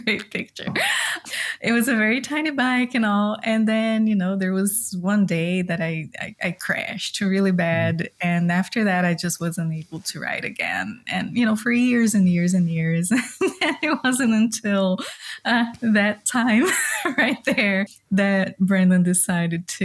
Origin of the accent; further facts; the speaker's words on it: southeast Brazil, Brazil; moved away as an adult; now in Carmel, Indiana, United States; I was born and raised in Brazil, more like the southeast part of Brazil.